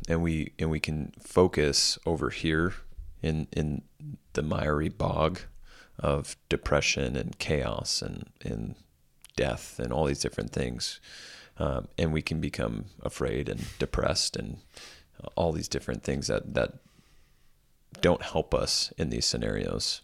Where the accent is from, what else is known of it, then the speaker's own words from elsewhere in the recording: United States; as American Christians